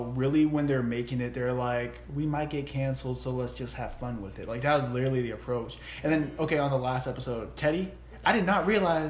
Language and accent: English; Atlanta, Georgia, United States; I'm a dude from Atlanta and I will still F you up.